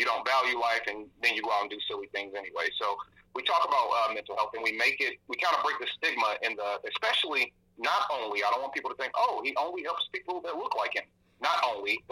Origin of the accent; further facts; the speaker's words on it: St. Louis, Missouri, United States; I am born and bred in St. Louis, Missouri. Proud of it. I'm from the city's north side